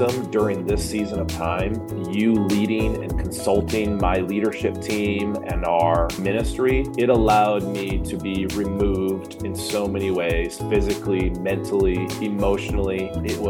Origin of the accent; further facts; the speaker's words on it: Michigan, United States; moved away; come from a home that my dad was a minister. He was a pastor up in Michigan. And so again, being a middle child, small town